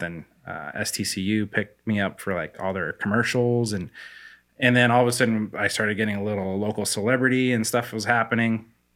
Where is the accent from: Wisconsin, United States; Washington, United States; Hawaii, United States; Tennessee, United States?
Washington, United States; Spokane; also born or lived in Korea; I grew up in Spokane, went to the same house, like, went to North Central High School